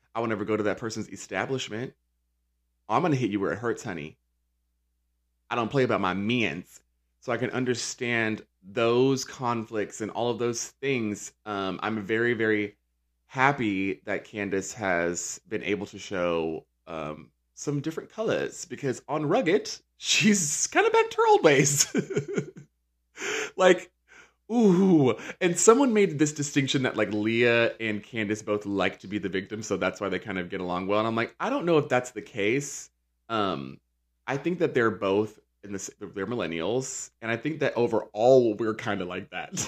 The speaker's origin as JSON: {"language": "English", "town": "Charlotte", "region": "North Carolina", "country": "United States", "said": "I'm from Charlotte, North Carolina"}